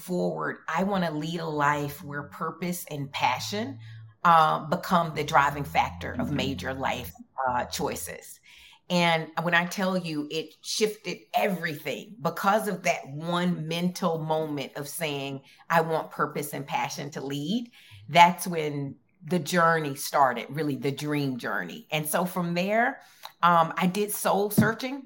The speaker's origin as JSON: {"language": "English", "town": "Dothan", "region": "Alabama", "country": "United States", "also_born_or_lived": "Minneapolis, Minnesota", "moved": "as an adult", "said": "I'm from Dothan, Alabama"}